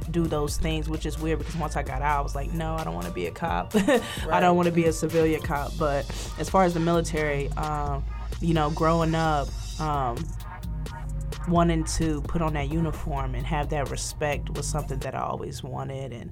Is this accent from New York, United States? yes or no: no; Lorain, Ohio, United States; born or raised there